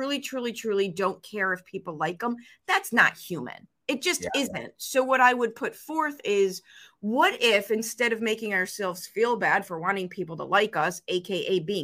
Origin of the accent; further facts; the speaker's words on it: Chicago, Illinois, United States; the 5-foot-tall female growing up in Chicago